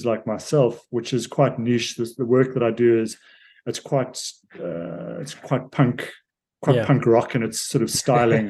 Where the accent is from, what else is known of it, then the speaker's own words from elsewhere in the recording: South Africa; I'm a South African